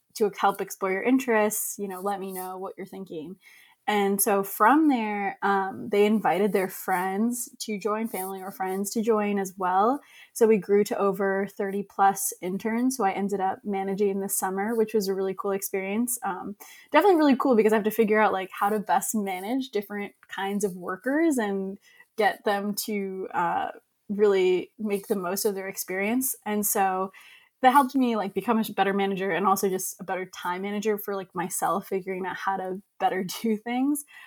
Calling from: Boston, Massachusetts, United States; also born or lived in Long Island; I'm calling from Long Island right now. Usually I'm in Boston

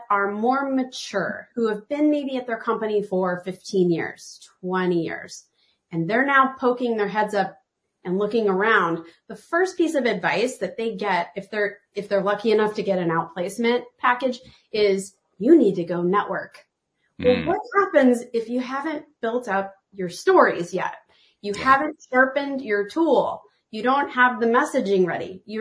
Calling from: Portland, Oregon, United States; I'm tuning in from Portland, Oregon

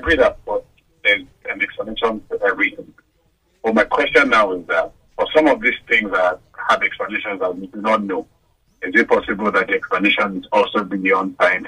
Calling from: South East England, United Kingdom; from Surrey.

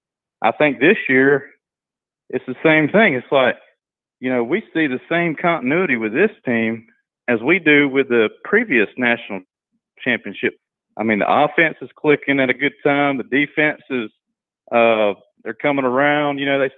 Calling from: Brunswick, Georgia, United States; I'm calling in from Brunswick, Georgia

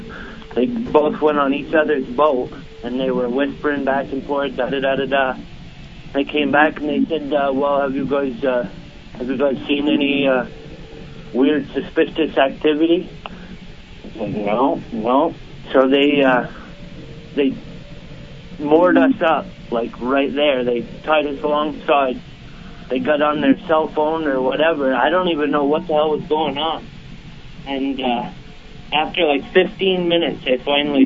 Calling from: St. Albans, Vermont, United States; I'm calling from St. Albans, Vermont

